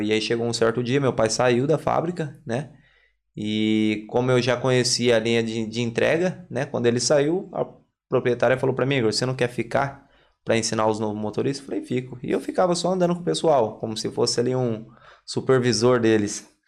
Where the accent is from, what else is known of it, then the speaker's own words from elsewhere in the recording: Limeira, São Paulo, Brazil; moved away as an adult; now in Ireland; Sou de Limeira, interior de São Paulo